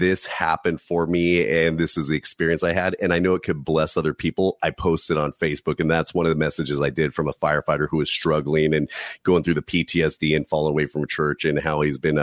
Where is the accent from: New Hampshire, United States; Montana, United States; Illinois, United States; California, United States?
California, United States; I'm from California